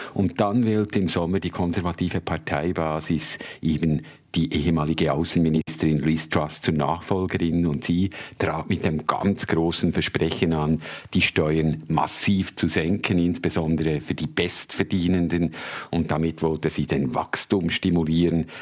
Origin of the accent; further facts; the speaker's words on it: Switzerland; moved away as an adult; also born or lived in Africa; now in London, United Kingdom; als Schweizer Journalist